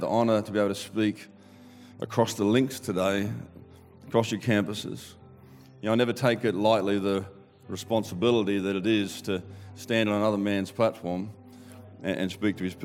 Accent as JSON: {"language": "English", "country": "Australia", "accent": "Aussie"}